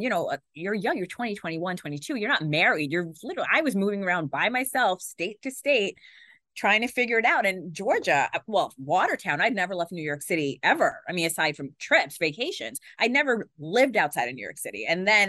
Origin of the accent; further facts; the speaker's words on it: Pakistan; Being Pakistani, my parents just told me I was going to be a doctor.